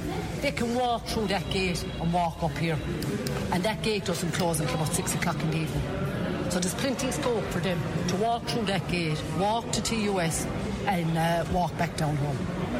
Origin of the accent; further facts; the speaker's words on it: Moyross, Munster, Ireland; Hang on, I grew up in Moyross. I lived in Moyross.